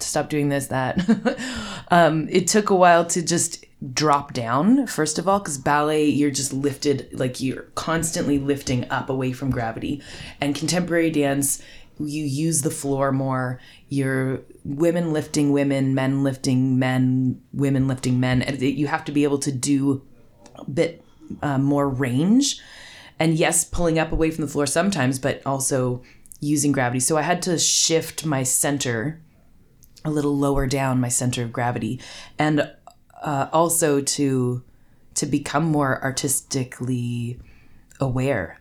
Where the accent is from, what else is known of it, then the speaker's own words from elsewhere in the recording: Gravenhurst, Ontario, Canada; also born or lived in Toronto; now in Burk's Falls, Canada; I grew up in Gravenhurst